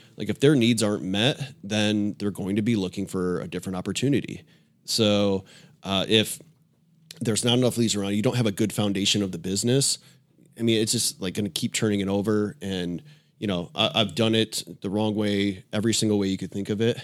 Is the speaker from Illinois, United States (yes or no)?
yes; Illinois, United States; moved away as an adult; now in Tampa, United States; I grew up in Illinois